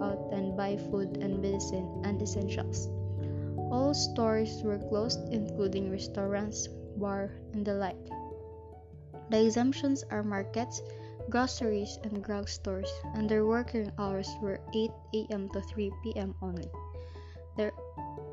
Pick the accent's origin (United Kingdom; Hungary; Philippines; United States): Philippines; we Filipinos